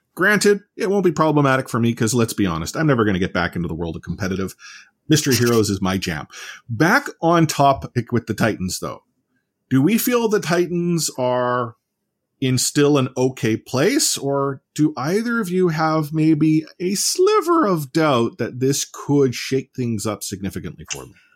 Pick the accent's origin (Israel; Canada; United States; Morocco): Canada; we're Canadian